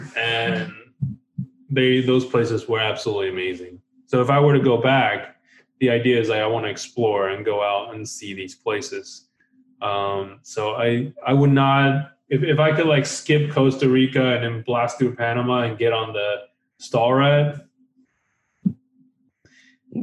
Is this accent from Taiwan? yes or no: yes; Taiwan; moved away; I was born in Taiwan